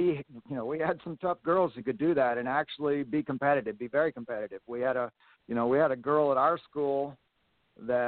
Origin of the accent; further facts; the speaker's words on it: Arkansas, United States; I grew up in Arkansas